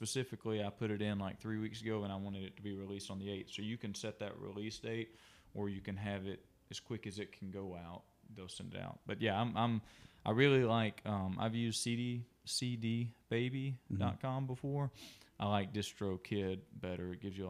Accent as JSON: {"language": "English", "town": "Ashland", "region": "Alabama", "country": "United States", "tie": "born there", "said": "I was born in Alabama, which is a small town, Ashland and Lineville. They're two different towns, but they're really close together."}